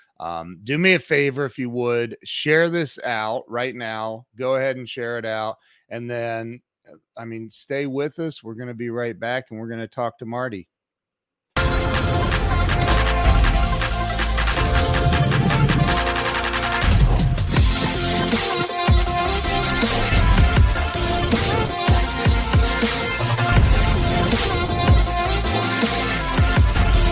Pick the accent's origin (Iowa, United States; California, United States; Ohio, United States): Ohio, United States; I grew up in a little tiny town as well in Ohio.